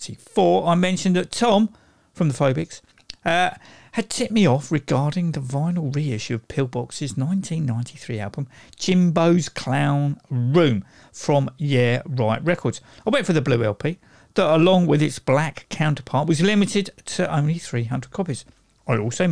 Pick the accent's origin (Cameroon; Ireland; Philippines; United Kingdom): United Kingdom; I'm British